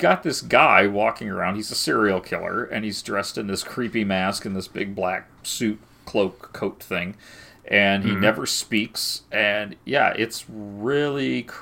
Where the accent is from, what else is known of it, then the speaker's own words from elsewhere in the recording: United States; growing up in America